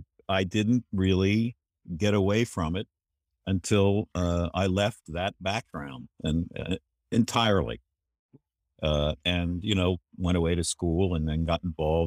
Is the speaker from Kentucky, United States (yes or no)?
yes; Kentucky, United States; Well, I grew up in Kentucky. Very practicing Catholic family and environment. Parochial schools.